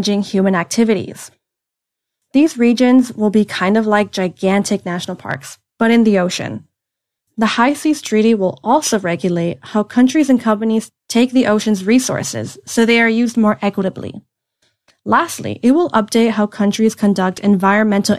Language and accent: English; Miami, Florida, United States; I'm from Miami, Florida, and I grew up near the ocean